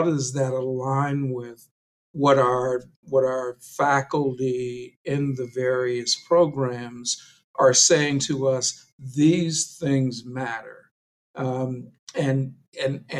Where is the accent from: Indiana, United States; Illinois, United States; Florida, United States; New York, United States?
Illinois, United States; Chicago; moved away as an adult; now in Madison, United States; Having been born and raised in Chicago